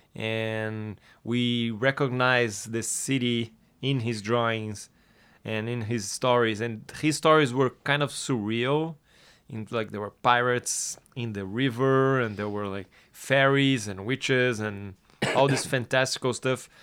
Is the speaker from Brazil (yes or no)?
yes; Brazil; born or raised there